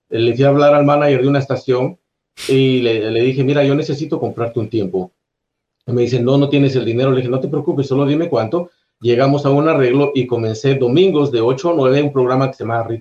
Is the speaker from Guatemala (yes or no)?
yes; Guatemala; moved away as an adult; now in United States; soy de Guatemala. Guatemala.